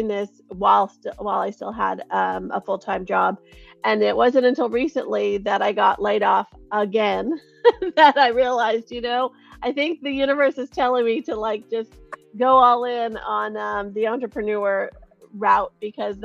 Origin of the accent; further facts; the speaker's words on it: Cupertino, California, United States; I'm born and raised in Silicon Valley, grew up in Cupertino